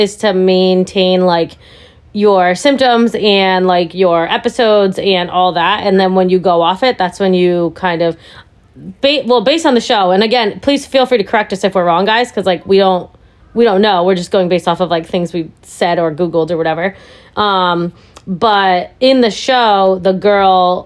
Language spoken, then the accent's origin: English; New England, United States; also born or lived in India; we've lived in New England our entire lives